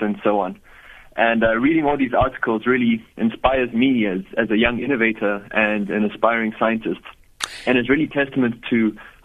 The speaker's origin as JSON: {"language": "English", "town": "Johannesburg", "region": "Gauteng", "country": "South Africa", "tie": "born or raised there", "said": "So I was born in Johannesburg, and I've lived there my whole life, born and raised in South Africa"}